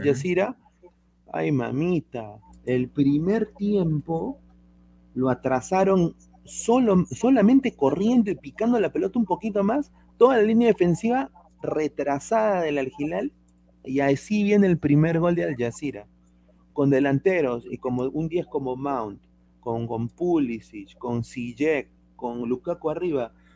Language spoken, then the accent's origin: Spanish; Peru; yo, yo soy peruano